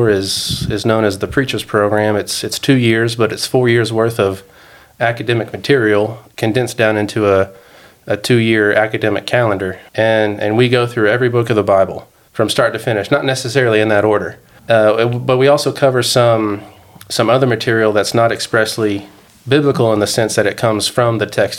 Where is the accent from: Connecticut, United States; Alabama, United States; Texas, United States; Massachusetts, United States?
Texas, United States; Dallas; also born or lived in Georgia; now in Denver, United States; I grew up in Texas.